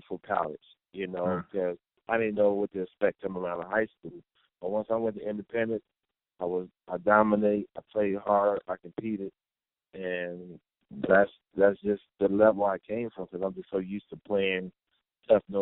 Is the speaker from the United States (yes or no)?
yes; Cleveland, Ohio, United States; growing up in Cleveland